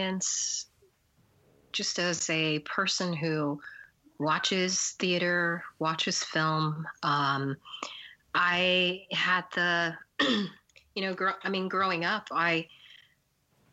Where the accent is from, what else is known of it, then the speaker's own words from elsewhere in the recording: Albuquerque, New Mexico, United States; I grew up in Albuquerque, New Mexico, for the most part.